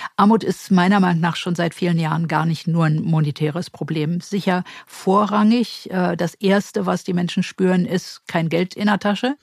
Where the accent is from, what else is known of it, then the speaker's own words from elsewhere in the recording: Berlin, Germany; die einzige gebürtige Berlinerin